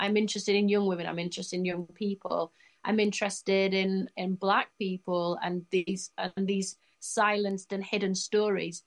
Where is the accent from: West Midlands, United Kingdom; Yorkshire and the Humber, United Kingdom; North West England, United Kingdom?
Yorkshire and the Humber, United Kingdom; Leeds; I'm lucky to be from Leeds.